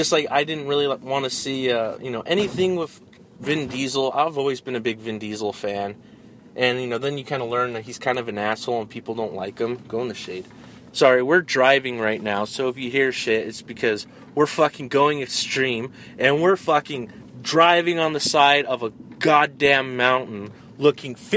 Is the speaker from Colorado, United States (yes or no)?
yes; Denver, Colorado, United States; moved away; we're from Colorado and Denver